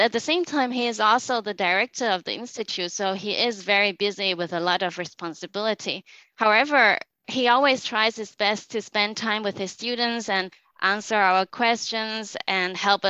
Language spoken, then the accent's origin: English; Hong Kong; moved away as an adult; also born or lived in United Kingdom; I grew up in Hong Kong